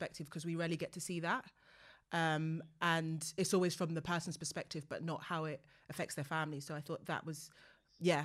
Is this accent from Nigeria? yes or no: yes; Nigeria; I'm Nigerian and the church scene is literally like my life